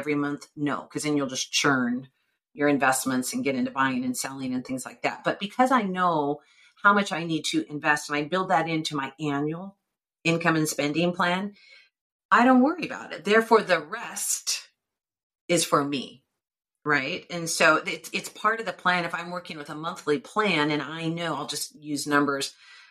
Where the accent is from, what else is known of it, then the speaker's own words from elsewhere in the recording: United States; I'm self-employed and I'm an American